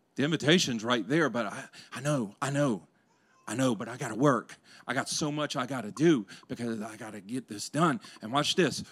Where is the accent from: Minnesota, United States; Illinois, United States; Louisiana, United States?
Louisiana, United States; growing up in Louisiana